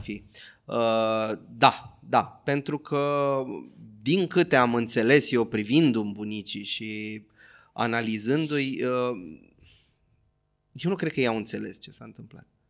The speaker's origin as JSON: {"language": "Romanian", "region": "Bucharest", "country": "Romania", "tie": "born or raised there", "said": "am copilărit în Berceni"}